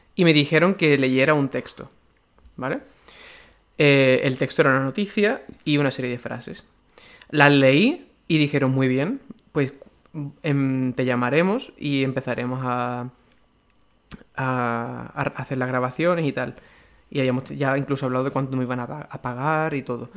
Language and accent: Spanish; Seville, Andalusia, Spain; Importa que sea sevillano, no porque tenga un acento, sino porque yo soy de Sevilla